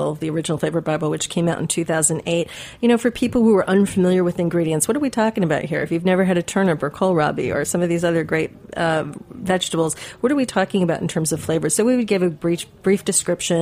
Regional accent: Midwest, United States; I grew up in the Midwest

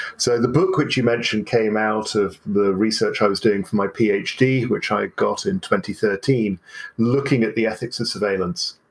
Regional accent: Berlin, Germany; I grew up in West Berlin in the 1970s and 80s

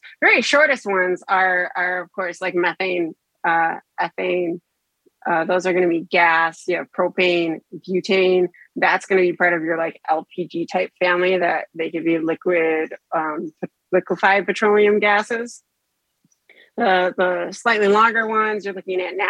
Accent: just north of Ann Arbor, Michigan, United States; moved away as an adult; also born or lived in Chicago / Texas; I was born and raised in Michigan, just north of Ann Arbor. I spent my entire childhood here

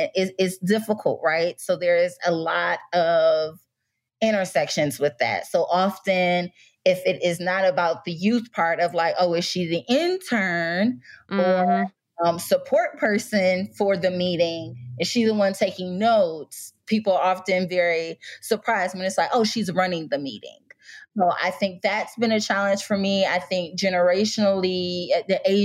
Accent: Detroit, Michigan, United States; moved away as an adult; now in Washington, D.C. area, United States; I'm originally from Detroit, Michigan, and went to Michigan State undergrad

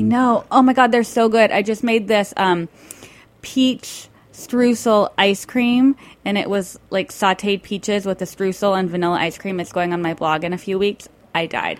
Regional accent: Tucson, Arizona, United States; I grew up in Arizona with like all the guacamole in the world.

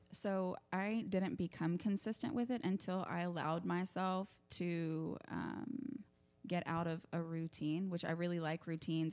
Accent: Oklahoma, United States; I was raised here in Oklahoma with my mom and my stepdad

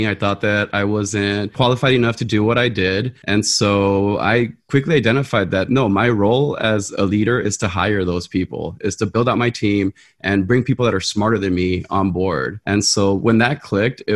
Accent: Los Angeles, California, United States; I grew up in South Central

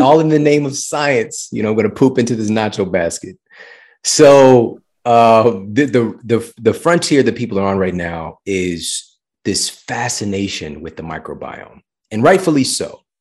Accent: St. Louis, Missouri, United States; this was from my hometown, so it was Saint Louis University.

